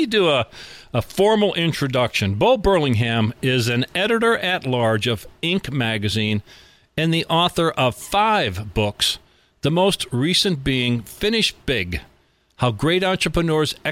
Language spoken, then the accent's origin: English; Scranton, Pennsylvania, United States; my hometown of Scranton, Pennsylvania